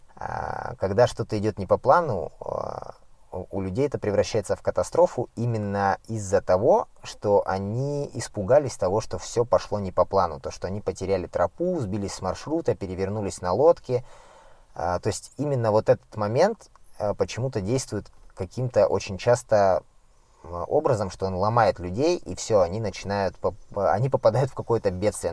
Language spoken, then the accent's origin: Russian; Siberia, Krasnoyarsk Krai, Russia; я родом сам с Красноярского края, Сибири, и жил в деревне